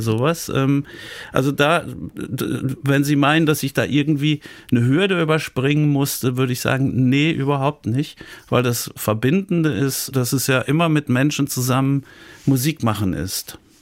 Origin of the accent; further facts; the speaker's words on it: Dortmund, North Rhine-Westphalia, Germany; moved away as an adult; now in Siegen, Germany; gebürtiger Dortmunder